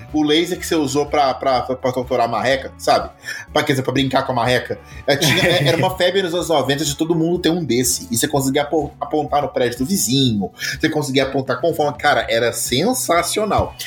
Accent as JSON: {"language": "Portuguese", "region": "Minas Gerais", "country": "Brazil", "said": "eu sou mineiro"}